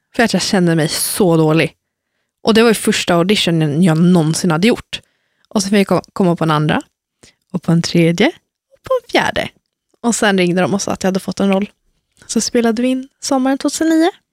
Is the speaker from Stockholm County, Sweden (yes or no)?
yes; Lidingö, Stockholm County, Sweden; born or raised there; also born or lived in Värmland